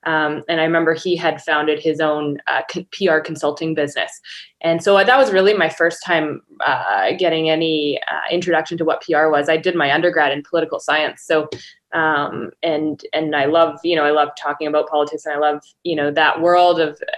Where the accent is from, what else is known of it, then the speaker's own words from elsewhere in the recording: British Columbia, Canada; So I am Canadian, based in Victoria, BC.